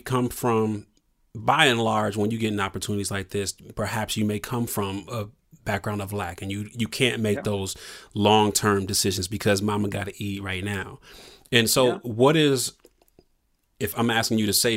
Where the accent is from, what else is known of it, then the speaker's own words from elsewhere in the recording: Toledo, Ohio, United States; I'm from Ohio, so I'm from 45 minutes south of Detroit in Toledo, Ohio. And I think a lot about, you know, the perspectives I saw growing up, being in the Rust Belt